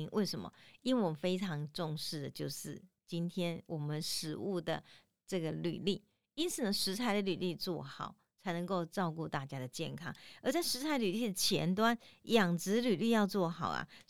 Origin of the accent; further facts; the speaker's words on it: Tainan, Taiwan; 如果你呢有机会到我们台南的抽签巷哈，新美街迄个美街去哈，一直行行到有一间庙，我们台南人讲真是足信的啦哈，迄叫开基武庙。